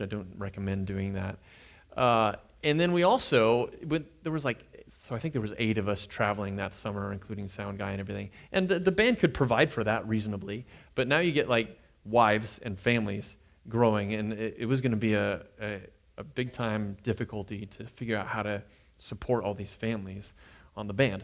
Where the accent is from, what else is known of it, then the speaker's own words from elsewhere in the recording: Nebraska, United States; moved away as an adult; now in Kansas, United States; we moved here from Nebraska, I, I'd grown up there.